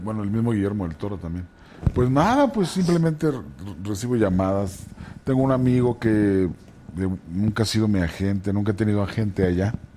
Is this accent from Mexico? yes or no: yes; Tepic, Nayarit, Mexico; also born or lived in Ciudad Juárez; now in Mexico City, Mexico; Soy de Nayarit